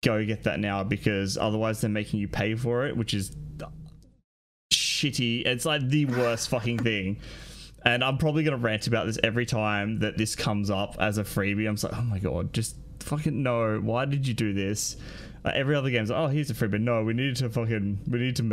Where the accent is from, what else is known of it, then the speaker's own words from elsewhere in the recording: Australia; moved away as an adult; now in Brisbane, Australia; a flight from my hometown to Sydney was more than a flight from Sydney to Melbourne.